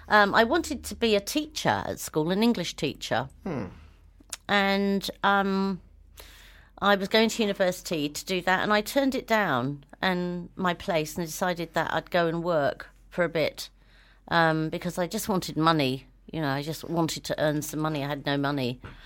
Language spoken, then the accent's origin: English; New Zealand; born there; I've always thought myself as a Kiwi because I was born here.